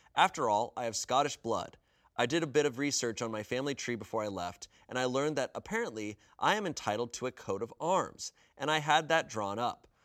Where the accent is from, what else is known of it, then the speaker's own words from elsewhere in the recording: United States; I'm American